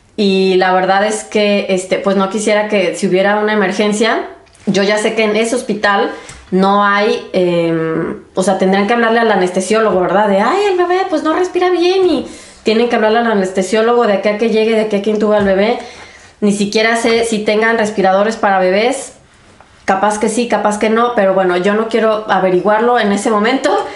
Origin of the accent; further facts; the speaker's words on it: Mexico; moved away as an adult; now in Germany; soy mexicana